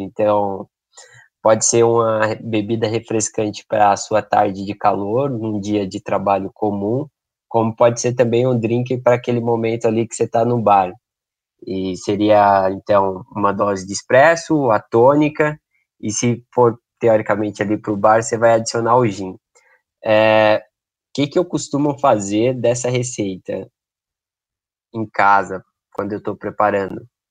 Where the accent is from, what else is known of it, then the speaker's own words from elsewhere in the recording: Brazil; nós brasileiros consumimos o café